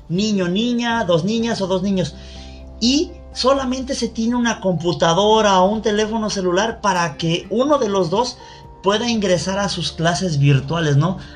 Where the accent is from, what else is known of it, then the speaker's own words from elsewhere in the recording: Mexico; los que somos mexicanos y estamos en territorio nacional